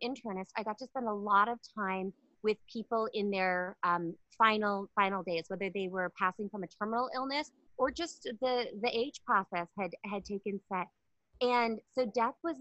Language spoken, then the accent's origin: English; Palmer, Alaska, United States; I'm from Alaska, a really small town. Hello to everybody in Palmer, Alaska